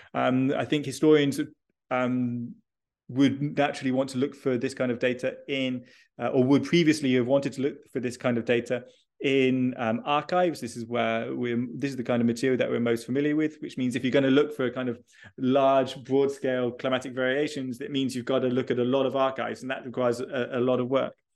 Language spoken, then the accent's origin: English; United Kingdom; moved away; I am originally British, uh, and I did almost schooling, uh, in the U K